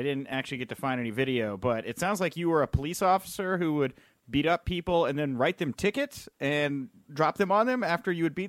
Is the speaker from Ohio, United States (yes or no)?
no; Houston, Texas, United States; I'm from Houston, and I grew up an Oilers Warren Moon fan